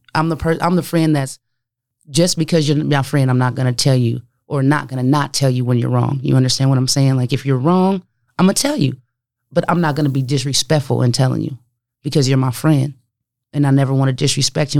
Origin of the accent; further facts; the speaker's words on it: Omaha, Nebraska, United States; also born or lived in Denver; a kid growing up in North Omaha, uh, in the street, no doubt, you know, gang affiliated